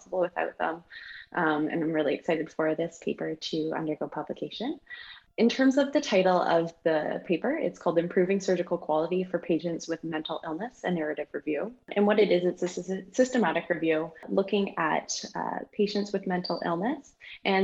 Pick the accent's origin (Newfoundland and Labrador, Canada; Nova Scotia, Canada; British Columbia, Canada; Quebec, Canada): British Columbia, Canada; Nelson; also born or lived in Kingston, Ontario / Australia / Prince George, British Columbia; growing up in Nelson, British Columbia